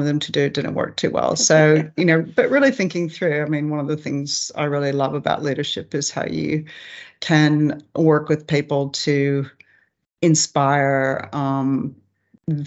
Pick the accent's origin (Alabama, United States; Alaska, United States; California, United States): Alaska, United States; moved away as an adult; also born or lived in England / Papua New Guinea; now in Australia; I grew up in Alaska